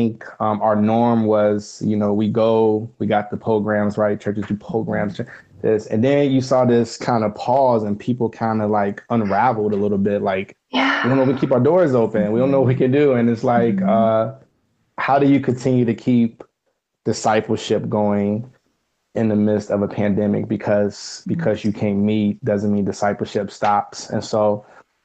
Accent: Roanoke, Virginia, United States; moved away as an adult; now in Cincinnati, United States; I am originally from Roanoke, Virginia, born and raised. I moved up to Cincinnati in 2017

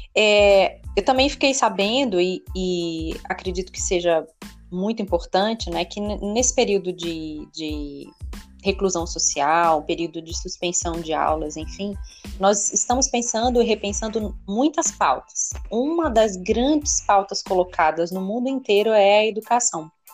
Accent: Brazil; como cidadã, como brasileira

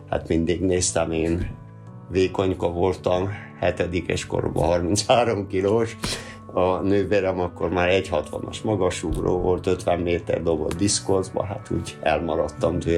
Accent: Hungary; Ugyan én a Rákosi korba eh, nőttem föl, ott volt a gyerekkorom, olyan időben, amikor a kutyák éhen pusztultak. Szép volt a gyerekkorom, hát voltak sikereim, tanulmányi versenyeken. Falun nőttem fel egy kis iskolából

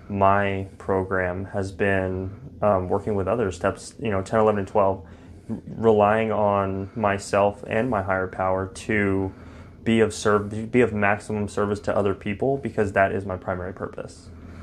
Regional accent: Fort Worth, Texas, United States; I'm from Fort Worth, Texas.

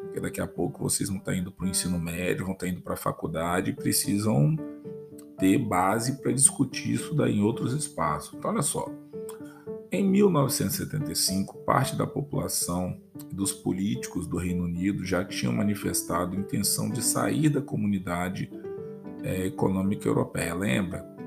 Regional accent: Brazil

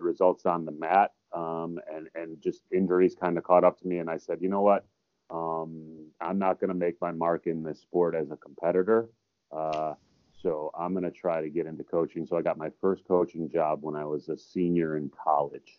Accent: Buffalo, New York, United States; I grew up in near Buffalo, New York.

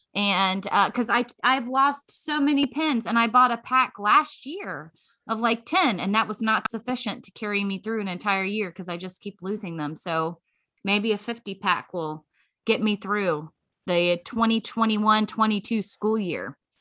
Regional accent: Virginia, United States; now in Lebanon, Tennessee, United States; I am from Virginia, where we start after Labor Day

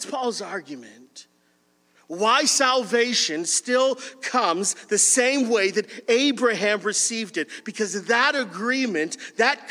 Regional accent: Windsor, Ontario, Canada; I grew up in Windsor, and Windsor is a union city.

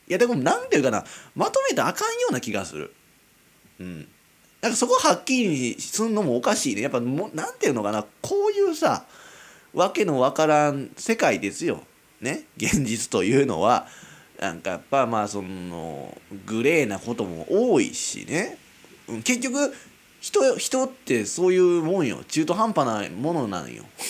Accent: Kizugawa, Kyoto, Japan; 京都の木津川市なんてもう田舎よ。

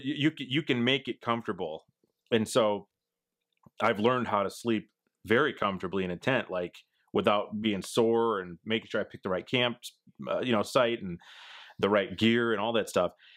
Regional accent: Midwest, United States; I'm from the Midwest, it's flat here

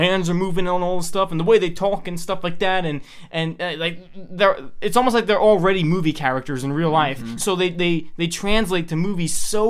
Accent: New York, United States; I'm from New York. I'm half Italian, half Greek. My dad's side is all the Italian side. He's full Italian

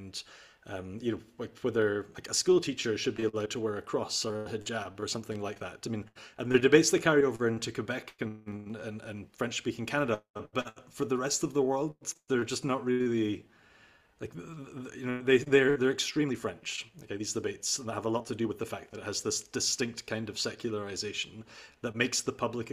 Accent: Scotland, United Kingdom; moved away as an adult; also born or lived in Netherlands; I came from Scotland, which has this establishment tradition

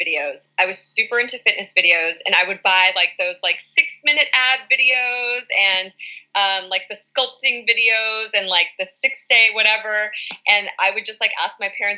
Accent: Orange County, Southern California, United States; also born or lived in West Hollywood, California; I am from more of the Orange County area

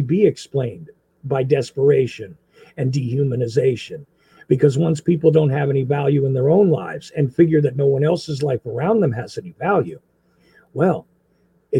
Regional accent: New Jersey, United States; moved away; I was from Jersey

